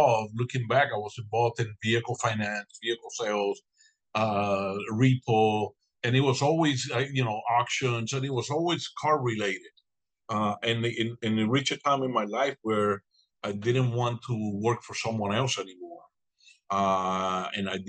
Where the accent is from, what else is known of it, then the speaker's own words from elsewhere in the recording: Cuba; now in Ruskin, United States; I was born and raised in Cuba